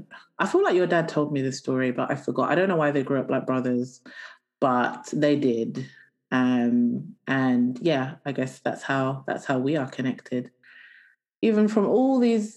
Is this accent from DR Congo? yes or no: yes; Kabeya Kamwanga, Kasai-Oriental, DR Congo; I am from Kabeya Kamwanga.